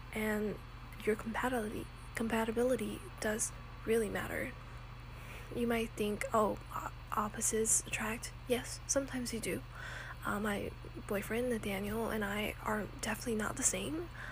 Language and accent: English; Texas, United States; moved away as an adult; I came from Texas